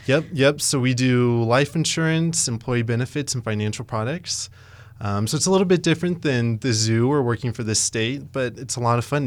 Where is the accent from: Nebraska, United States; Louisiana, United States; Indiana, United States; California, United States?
Nebraska, United States; Ogallala; now in Lincoln, United States; I'm actually originally from Ogallala, Nebraska